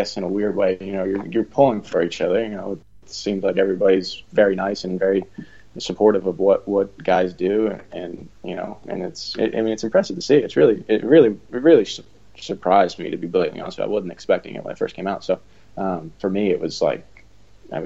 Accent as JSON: {"language": "English", "country": "United States"}